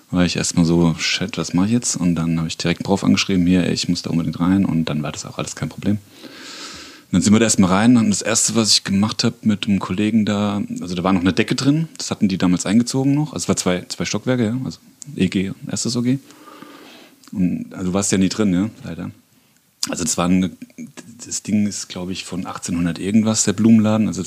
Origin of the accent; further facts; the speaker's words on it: Bürgstadt, Bavaria, Germany; Nee, wir sind beide zugezogen. Also der, ich sag jetzt mal Sepp, ähm, kommt aus dem Westerwald und ich komme aus Miltenberg, Birkstadt, genauer gesagt, direkt nebendran.